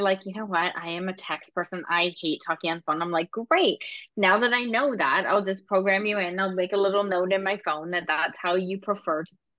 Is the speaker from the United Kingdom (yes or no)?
yes; Scotland, United Kingdom; I'm also Scottish, so I'm blunt by nationality too and my culture.